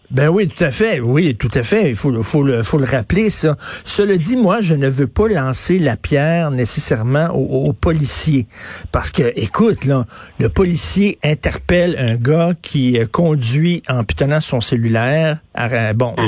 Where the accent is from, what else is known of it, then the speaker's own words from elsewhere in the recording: Montreal, Quebec, Canada; viens de Verdun, j'ai grandi à Verdun